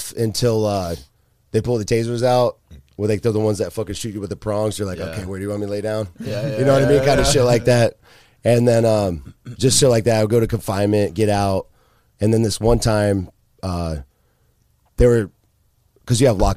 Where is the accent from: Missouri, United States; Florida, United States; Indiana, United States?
Florida, United States; Largo; one of my buddies I grew up with over in Largo